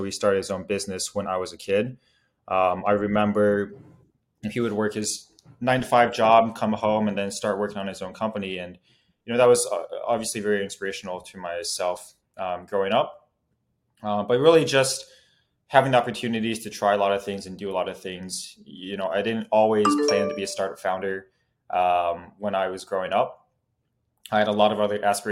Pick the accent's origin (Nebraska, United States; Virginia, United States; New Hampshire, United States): Nebraska, United States; Omaha; I grew up in Omaha, Nebraska